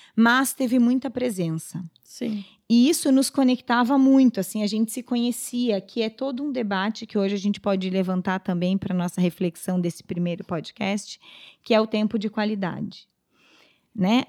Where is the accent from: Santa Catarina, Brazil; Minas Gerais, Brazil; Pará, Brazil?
Pará, Brazil; moved away; also born or lived in southern Brazil; nós somos do Pará